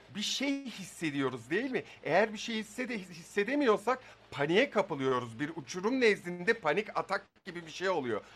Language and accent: Turkish; İzmir, Turkey; ben İzmirliyim.